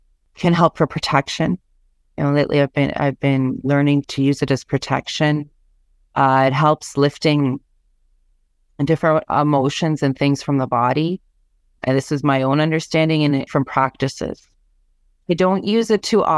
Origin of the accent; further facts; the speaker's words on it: Ontario, Canada; I'm Anishinaabe from Ontario.